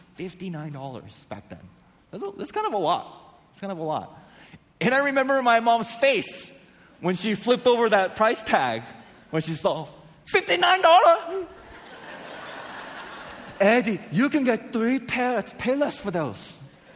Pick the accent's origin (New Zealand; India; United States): United States; San Diego, California; I grew up in North San Diego